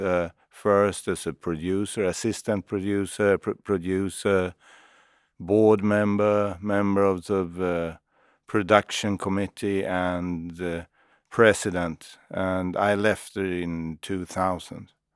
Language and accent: English; Sweden